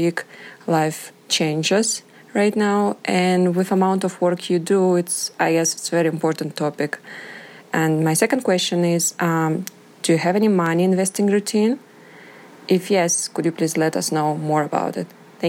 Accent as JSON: {"language": "English", "region": "Moscow", "country": "Russia", "moved": "as an adult", "lives_now": "Denver, United States", "said": "I'm from Moscow, Russia, and I recently moved to sunny Denver, Colorado, America."}